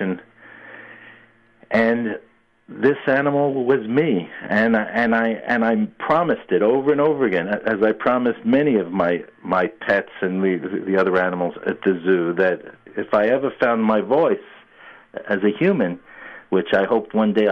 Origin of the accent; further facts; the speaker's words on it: New York City, New York, United States; I grew up in New York City, I had pets